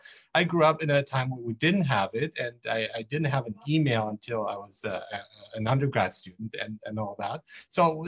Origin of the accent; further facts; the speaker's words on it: Nuremberg, Bavaria, Germany; I grew up in Germany, in Nuremberg